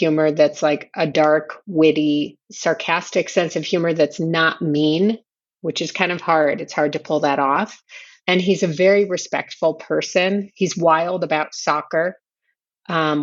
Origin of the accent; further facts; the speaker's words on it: Chicago, Illinois, United States; moved away as an adult; also born or lived in Berkeley, California / Richmond, Virginia; now in Jerusalem; John, my husband, and I were both born and raised in Chicago